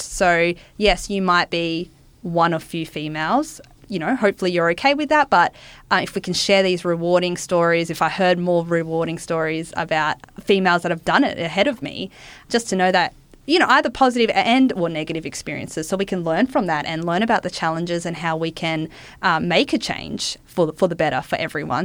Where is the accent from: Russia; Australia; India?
Australia; Wollongong, New South Wales; I grew up in Wollongong